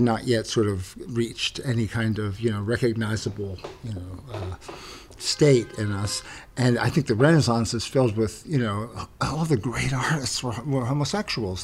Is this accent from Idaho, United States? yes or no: no; Philadelphia, Pennsylvania, United States; I'm from Pennsylvania. I'm from Philadelphia, suburbs of Philadelphia